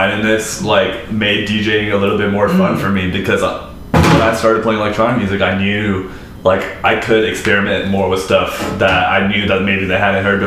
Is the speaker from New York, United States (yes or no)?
no; Southern California, United States; moved away; growing up in Southern California